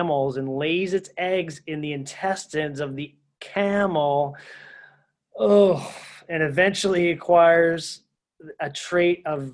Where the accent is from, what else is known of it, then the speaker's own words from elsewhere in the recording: Philadelphia, Pennsylvania, United States; I grew up in Philadelphia